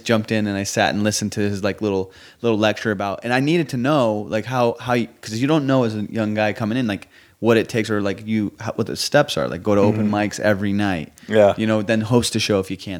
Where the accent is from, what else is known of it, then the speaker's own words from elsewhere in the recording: Southern California, United States; also born or lived in Iran; in Iran and grew up in Southern California.